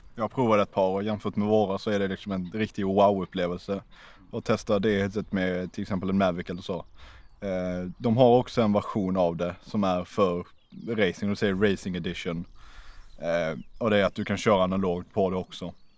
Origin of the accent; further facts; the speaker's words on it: Malmö, Skåne, Sweden; jag kommer från Malmö